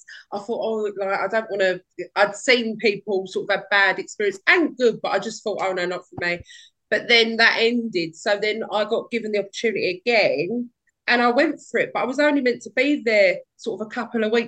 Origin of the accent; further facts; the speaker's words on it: Hornchurch, London, United Kingdom; So I grew up in Hornchurch. I'm still in Hornchurch now.